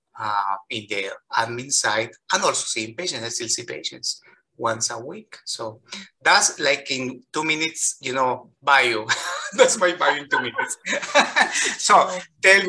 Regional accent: Colombia; English is a second language; moved away as an adult; now in Chicago, United States; I've lived more in the United States professionally than in Colombia. I've been practicing for 16 years in Colombia

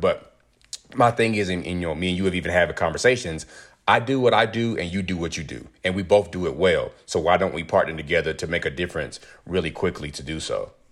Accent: rural North Carolina, United States; I'm originally from North Carolina, rural North Carolina, where, like, I grew up around chicken houses

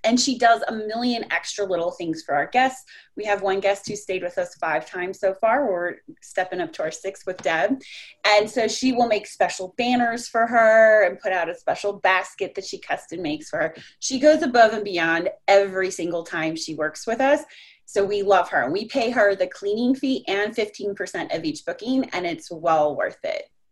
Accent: Colorado, United States; moved away as an adult; also born or lived in Orlando, Florida / South Florida; now in Texas, United States; I grew up in Colorado

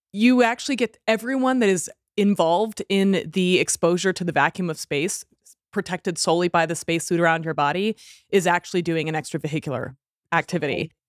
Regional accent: Houston, Texas, United States; since I was a little girl growing up in Houston

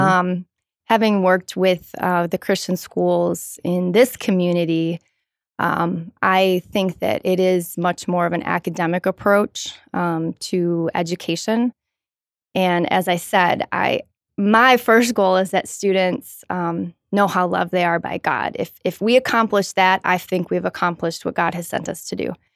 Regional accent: Madison, Wisconsin, United States; born and raised, uh, just a couple of miles from here, um, near the campus

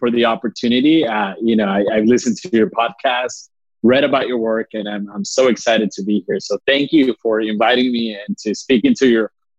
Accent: South Texas, United States; It was a great experience growing up in the border town. So growing up in South Texas, it has its challenges as well.

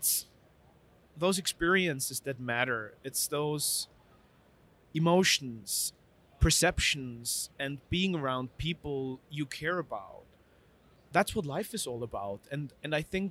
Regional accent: Vienna, Austria; I grew up in Vienna, which is a beautiful city, but in a very easy family setting

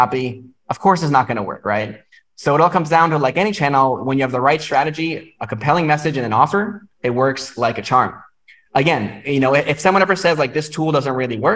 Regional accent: New York, United States; moved away as an adult; now in Vietnam; I'm from New York

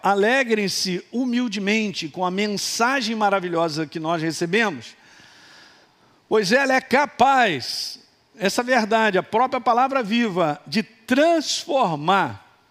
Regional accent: Minas Gerais, Brazil; Sou de Minas

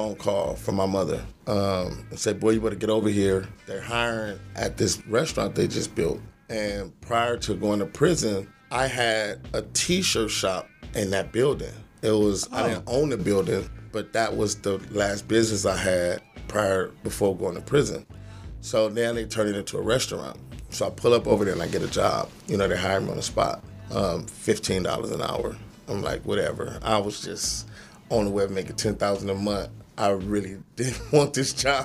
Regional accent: Los Angeles, California, United States; I'm from Watts. I'm from the projects

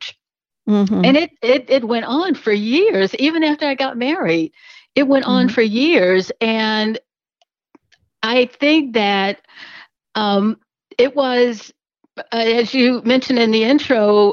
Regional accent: Jackson, Tennessee, United States; I'm from Tennessee, Jackson, Tennessee, right between Memphis and Nashville.

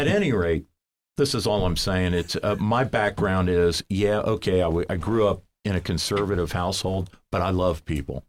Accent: Cincinnati, Ohio, United States; now in Columbus, United States; I grew up in Cincinnati

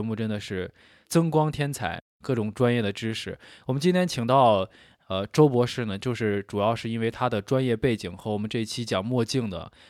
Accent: Shaanxi, China; accent: Shaanxi dialect; 我们陕西话

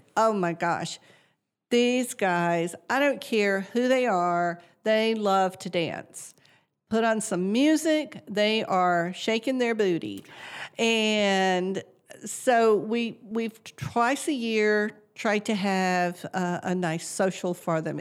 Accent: south central Georgia, United States; moved away as an adult; also born or lived in Colorado; now in McKinney, United States; I grew up on a farm in south central Georgia

